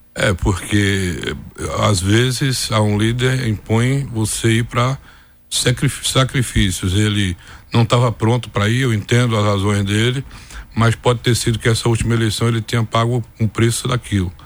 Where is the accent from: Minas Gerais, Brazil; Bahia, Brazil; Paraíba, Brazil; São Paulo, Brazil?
Bahia, Brazil; Campo Formoso; Me formei em Direito, voltei para minha terra, estabeleci um escritóriozinho